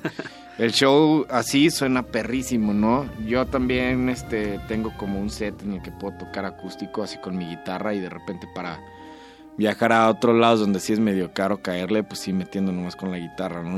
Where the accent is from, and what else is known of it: Morelia, Michoacán, Mexico